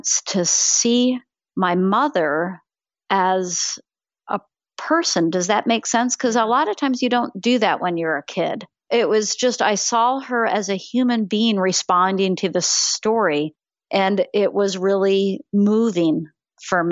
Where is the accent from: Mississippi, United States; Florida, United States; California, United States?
Florida, United States; I grew up in Florida.